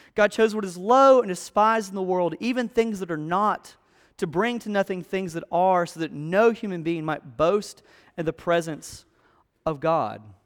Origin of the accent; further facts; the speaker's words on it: South Alabama, United States; moved away; I grew up in South Alabama, in a place that was really swampy, really hot, really humid